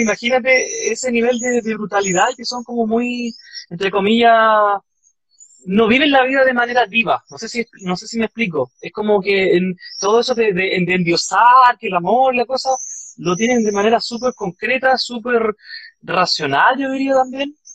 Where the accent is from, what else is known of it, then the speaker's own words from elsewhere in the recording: Quilicura, Santiago Metropolitan Region, Chile; moved away as an adult; now in Frankfurt, Germany; yo soy de Quilicura